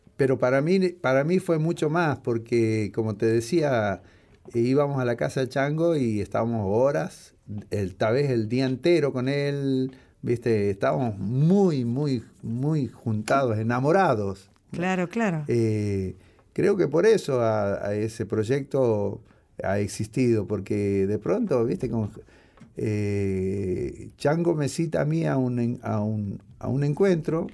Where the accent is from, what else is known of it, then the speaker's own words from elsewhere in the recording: Morón, Buenos Aires Province, Argentina; yo pasé mi adolescencia en Morón